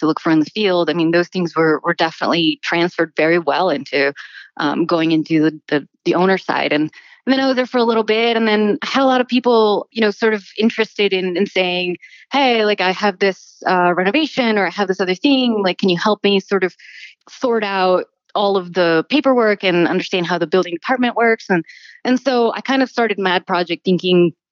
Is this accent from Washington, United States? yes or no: no; Miami, Florida, United States; moved away; also born or lived in New York City; I actually went to undergrad at the University of Miami, where I grew up in Miami